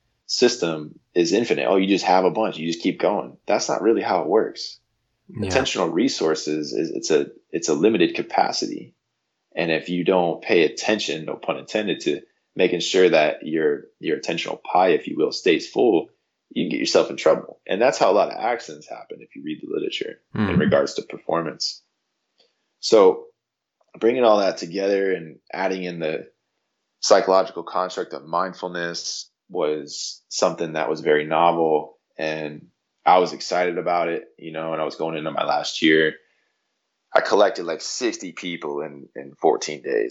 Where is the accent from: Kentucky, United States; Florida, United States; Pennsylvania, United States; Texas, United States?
Florida, United States; Jupiter; growing up in Jupiter, Florida, it's an incredible place